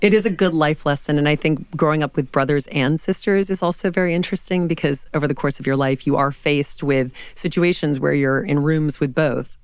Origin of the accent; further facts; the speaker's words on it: the South, United States; now in New York City, United States; growing up in the South as a woman